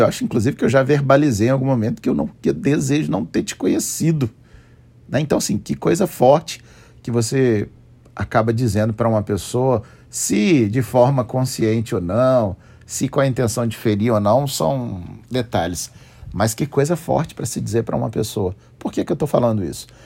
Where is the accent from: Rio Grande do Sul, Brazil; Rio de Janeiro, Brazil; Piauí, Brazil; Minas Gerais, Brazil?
Minas Gerais, Brazil; Juiz de Fora; lá na nossa cidade